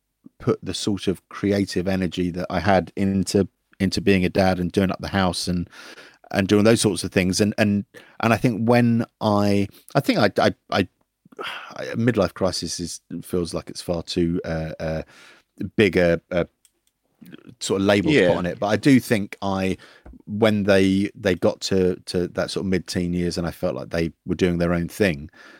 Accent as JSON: {"language": "English", "town": "Forest Hill", "region": "London", "country": "United Kingdom", "said": "No, I'm from Forest Hill. Well, halfway between Forest Hill and Catford."}